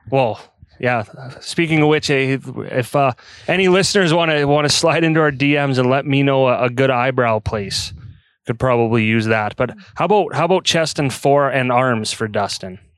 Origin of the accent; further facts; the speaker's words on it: Calgary, Alberta, Canada; moved away as an adult; now in Red Deer, Canada; I grew up in Calgary.